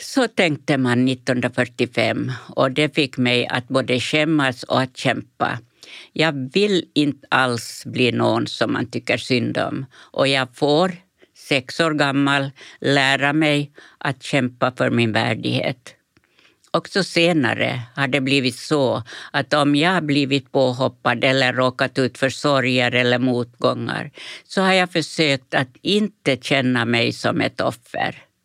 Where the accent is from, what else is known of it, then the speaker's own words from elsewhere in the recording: Pargas, Southwest Finland, Finland; also born or lived in Färgelanda, Sweden; det kalkdamm vi har hemma i Pargas.